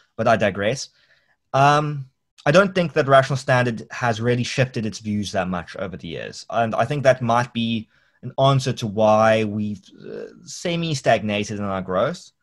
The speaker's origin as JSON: {"language": "English", "town": "Cape Town", "region": "Western Cape", "country": "South Africa", "said": "I'm not South African, I'm a Capetonian."}